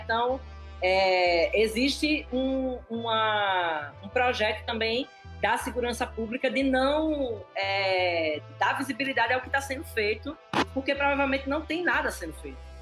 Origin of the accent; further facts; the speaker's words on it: Pernambuco, Brazil; eu sou pernambucana